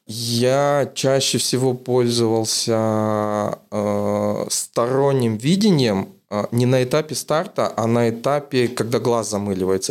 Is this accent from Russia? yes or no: no; Kazakhstan; из Казахстана